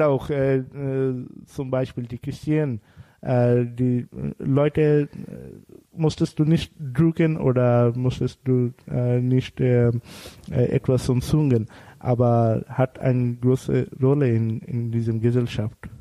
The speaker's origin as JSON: {"language": "German", "country": "Bangladesh", "first_language": "Bengali", "second_language": "German", "moved": "yes", "said": "unsere Sprache ist Bangla."}